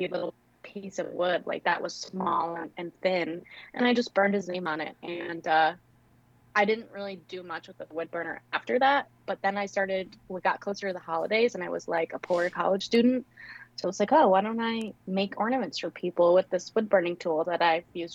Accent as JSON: {"language": "English", "region": "Rhode Island", "country": "United States", "also_born_or_lived": "South Georgia", "moved": "yes", "lives_now": "Georgia, United States", "said": "I'm in South Georgia, but I'm originally from Rhode Island"}